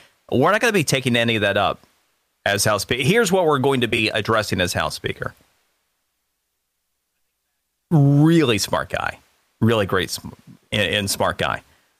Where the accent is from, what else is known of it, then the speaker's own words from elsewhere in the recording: Florida, United States; one of the things to take a look at, my home state of Florida, You don't hear about this kind of nonsense ever in Miami, do you?